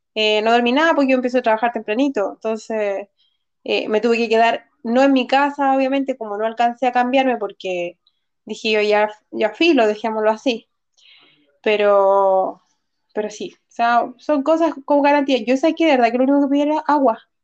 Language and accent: Spanish; Santiago, Santiago Metropolitan Region, Chile; yo nací en San Miguel, pero viví en Lo Espejo como los, en los primeros seis años